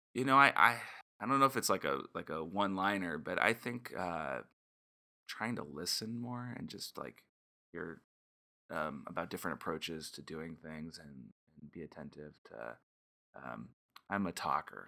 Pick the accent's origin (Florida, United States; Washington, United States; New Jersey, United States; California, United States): California, United States; moved away; I'm a Californian, and so, um, you know, that definitely drove my decision to be close to family.